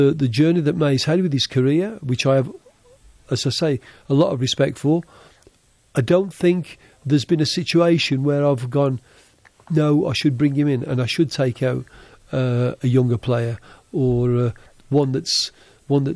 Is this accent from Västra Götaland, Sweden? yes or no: no; Helsingborg, Skåne, Sweden; Helsingborg, which is my hometown in Sweden.